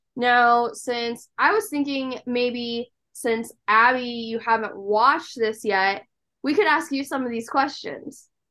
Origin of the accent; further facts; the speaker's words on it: Nebraska, United States; I'm from Nebraska